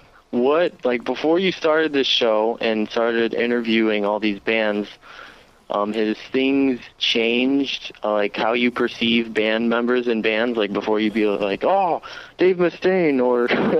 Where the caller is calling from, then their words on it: Chicago, Illinois, United States; I'm in Chicago.